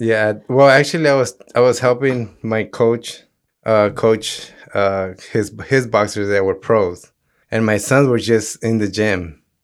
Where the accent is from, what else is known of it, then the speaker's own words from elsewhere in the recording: Los Angeles, California, United States; growing up in South Central